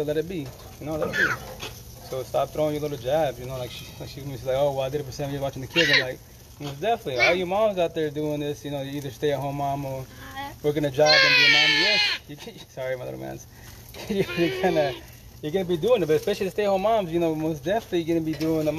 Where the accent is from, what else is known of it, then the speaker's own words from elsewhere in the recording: Yakima Valley, Eastern Washington, United States; also born or lived in Seattle; I'm from Eastern Washington, Yakima Valley